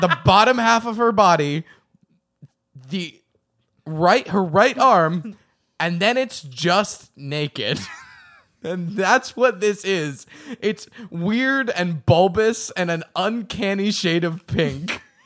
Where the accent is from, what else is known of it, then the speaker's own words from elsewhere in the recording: the Northeast, New England, United States; I'm from the Northeast